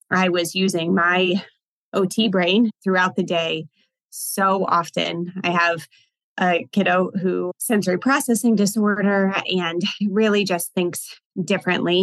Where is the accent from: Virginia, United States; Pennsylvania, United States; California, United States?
Virginia, United States; also born or lived in Richmond, Virginia; Virginia's my home state.